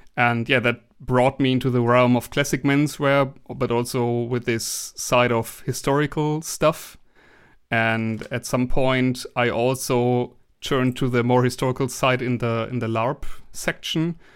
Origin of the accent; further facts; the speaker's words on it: Germany; English is a second language; I'm from Germany